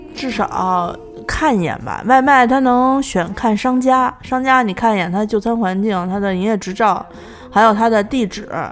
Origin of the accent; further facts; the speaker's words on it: Landianchang area, Beijing, China; 我们家小时候住在，就是现在我们家那地儿已经成了大商场了，但是小的时候那边儿专门儿有一个盲人工厂，就是在那个蓝电厂那一带